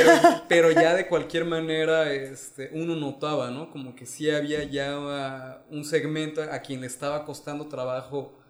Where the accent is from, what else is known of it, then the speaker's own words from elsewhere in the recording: Mexico; moved away; soy mexicano, pero llevo mucho tiempo viviendo fuera